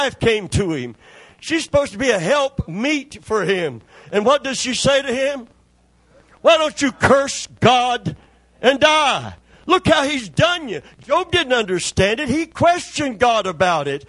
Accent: Kentucky, United States; I'm from Kentucky

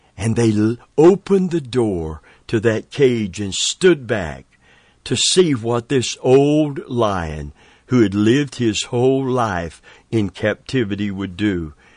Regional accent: Tampa, Florida, United States; I'm from Tampa, Florida

